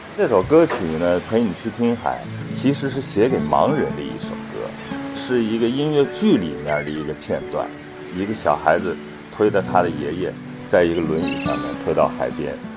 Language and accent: Chinese; northern China, China; moved away; 因为我是北方人